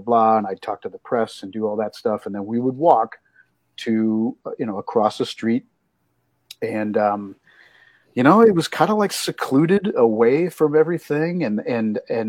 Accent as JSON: {"language": "English", "town": "Ankeny", "region": "Iowa", "country": "United States", "tie": "born or raised there", "moved": "yes", "said": "my hometown in Ankeny."}